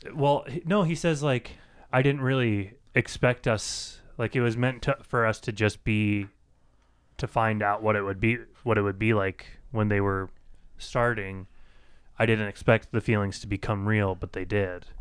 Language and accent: English; United States; I'm from the United States